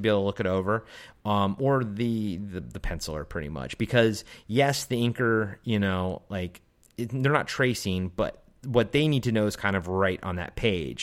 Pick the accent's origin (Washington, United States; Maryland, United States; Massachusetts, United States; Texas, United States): Maryland, United States; I grew up in Maryland on the East Coast